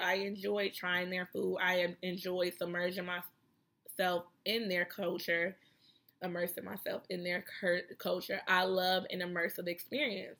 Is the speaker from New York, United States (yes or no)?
no; Chicago, Illinois, United States; I'm from Chicago where we got skyscrapers and shit